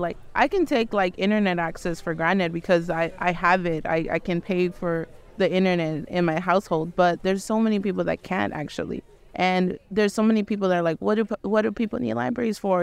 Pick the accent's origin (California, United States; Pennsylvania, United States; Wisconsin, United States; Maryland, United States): California, United States; Los Angeles; I'm from Los Angeles, California